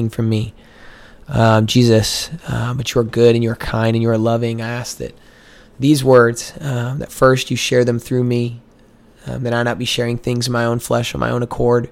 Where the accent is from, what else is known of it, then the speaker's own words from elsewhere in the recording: Missouri, United States; moved away as an adult; now in Waco, United States; I'm from Missouri